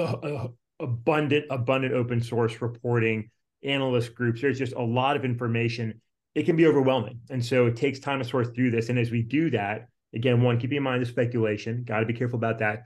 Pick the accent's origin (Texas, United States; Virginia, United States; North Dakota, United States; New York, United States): Virginia, United States; out here in my home state, in the Commonwealth of Virginia